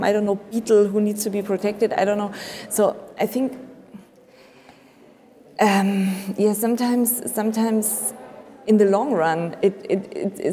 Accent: Munich, Bavaria, Germany; I'm from Munich

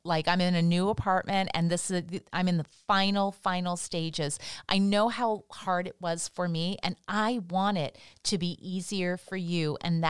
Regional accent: Toronto, Ontario, Canada; moved away as an adult; now in Los Angeles, United States; based in Toronto. That's my hometown.

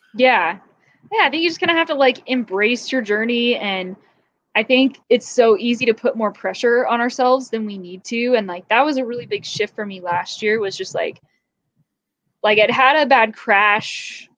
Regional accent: California, United States; growing up in California

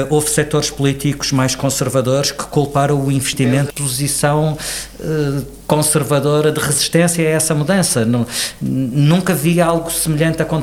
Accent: Portugal

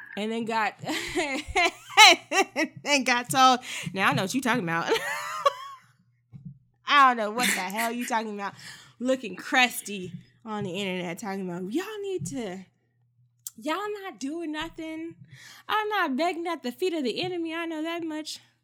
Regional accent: Texas, United States; I am a Texan

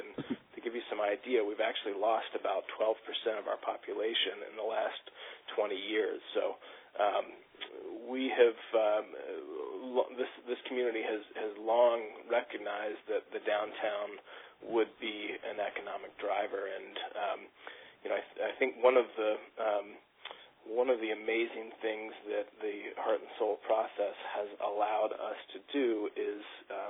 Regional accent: Virginia, United States; now in Maine, United States; I came to Maine from Virginia

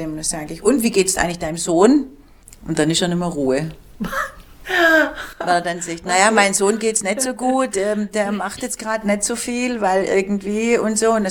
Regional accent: Germany; born there; die sind hierher gezogen und ich bin in Deutschland geboren. Aber ich bin Türke.

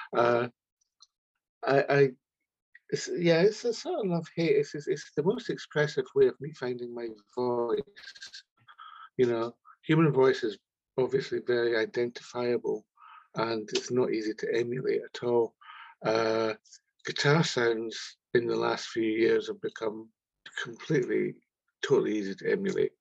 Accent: Scotland, United Kingdom; we're just like two wee Scottish kids talking like that, Ken, because we come from Scotland

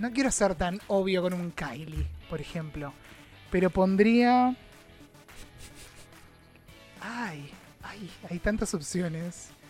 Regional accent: Argentina; representación argentina

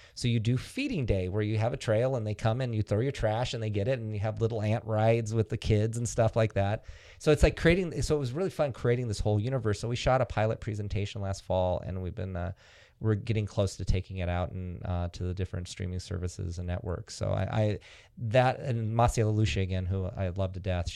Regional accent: Antioch, California, United States; I'm from, from Antioch, a town in Northern California

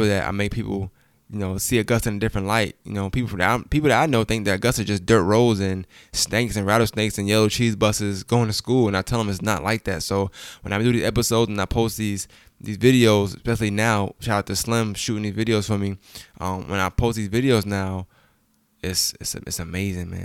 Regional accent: Brooklyn, New York, United States; now in Augusta, United States; I'm from Brooklyn, New York

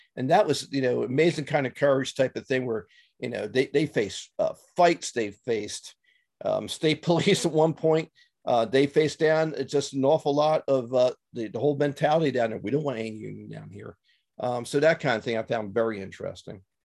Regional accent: Philadelphia, Pennsylvania, United States; moved away as an adult; also born or lived in Newport News; I grew up in Philly

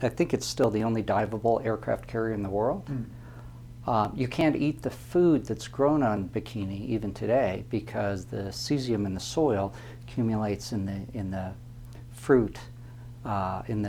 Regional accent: Arvada, Colorado, United States; moved away as an adult; also born or lived in Kansas / Kwajalein; Colorado native, grew up in Arvada

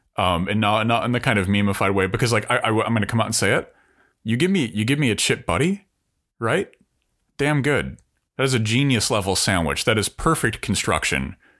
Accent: United States; also born or lived in Sheffield

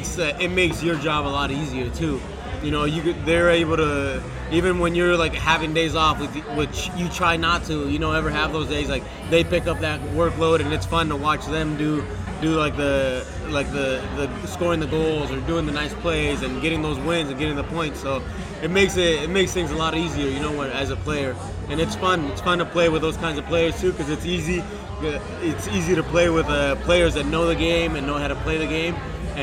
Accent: Washington, United States; moved away as an adult; also born or lived in Colorado / Oklahoma; now in Miami, United States; I'm from Washington State

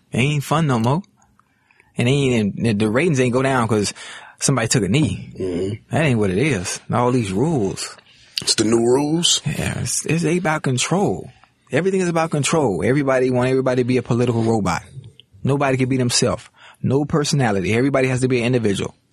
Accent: Miami, Florida, United States; I come from Liberty City. I come from the hood.

